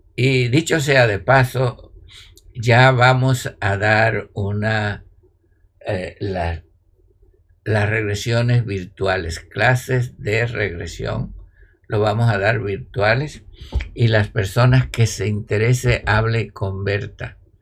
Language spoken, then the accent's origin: Spanish; Cuba; yo soy cubano, los cubanos decimos candela